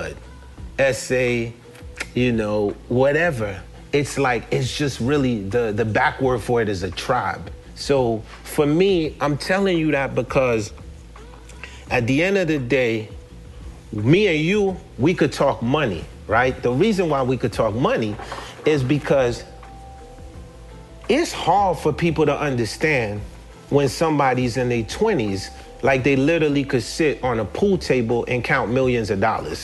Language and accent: English; New York City, New York, United States; moved away; also born or lived in Haiti / New Jersey; Coming from Haiti and growing up in Brooklyn and moving to New Jersey